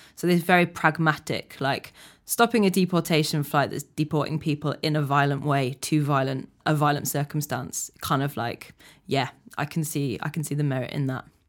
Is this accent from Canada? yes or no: no; United Kingdom; I'm achingly British